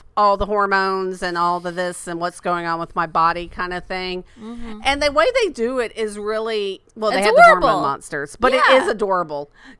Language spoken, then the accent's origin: English; Lakeland, Florida, United States; my hometown of Lakeland, Florida.